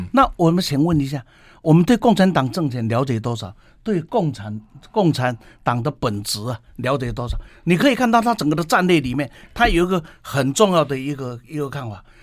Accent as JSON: {"language": "Chinese", "country": "Taiwan", "said": "我来自台湾的"}